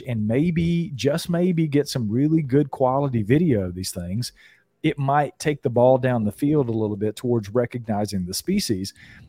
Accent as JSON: {"language": "English", "region": "the South", "country": "United States", "said": "Right. I'm a Southerner."}